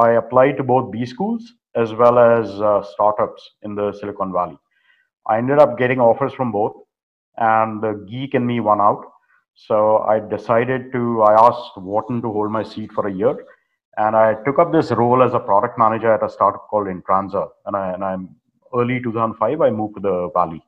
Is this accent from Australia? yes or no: no; India; moved away as an adult; also born or lived in North Carolina; now in United States; growing up in India back during those times.